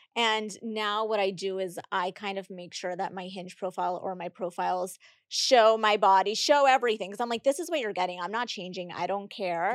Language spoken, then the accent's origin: English; Puerto Rico; moved away; also born or lived in Boston / Miami; I'm from Puerto Rico.